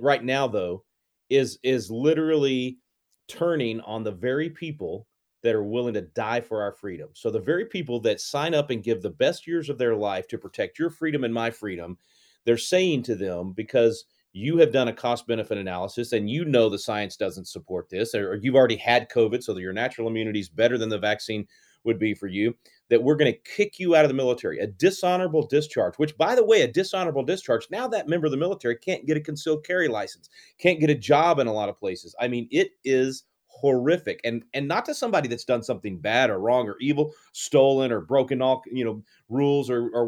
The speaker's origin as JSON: {"language": "English", "town": "Wylie", "region": "Texas", "country": "United States", "tie": "born or raised there", "said": "I'm from Wiley, brother. Went to high school in Wiley"}